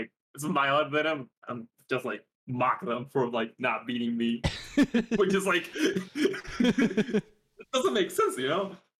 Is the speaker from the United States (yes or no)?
no; Coquimbo, Chile; now in Santiago, Chile; And then I just go back to my city because I'm not from Santiago, which is like where the international airport is.